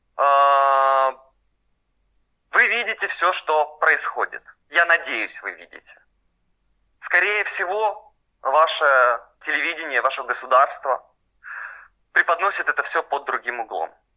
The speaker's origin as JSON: {"language": "Russian", "town": "Luhansk", "region": "Luhansk Oblast", "country": "Ukraine", "moved": "as an adult", "lives_now": "Kyiv, Ukraine", "said": "Я сам из Луганска. Я уехал в 2014 году после оккупации Луганска пророссийскими боевиками."}